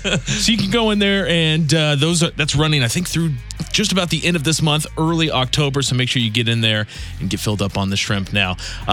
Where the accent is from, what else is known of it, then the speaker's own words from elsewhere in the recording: Kansas City, Missouri, United States; now in St. Louis, United States; I'm from Kansas City.